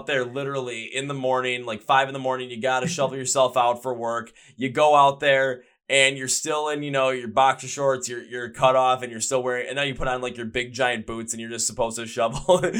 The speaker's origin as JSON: {"language": "English", "town": "Milwaukee", "region": "Wisconsin", "country": "United States", "said": "I'm from Milwaukee, Wisconsin."}